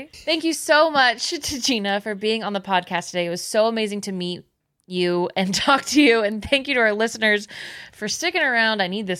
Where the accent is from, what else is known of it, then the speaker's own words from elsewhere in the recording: the Bay Area, California, United States; I'm from the Bay Area